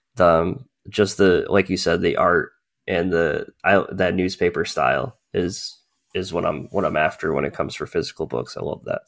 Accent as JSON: {"language": "English", "region": "New England", "country": "United States", "tie": "born or raised there", "also_born_or_lived": "Massachusetts", "said": "I grew up in the New England area, so, uh, I lived in Massachusetts for a long time"}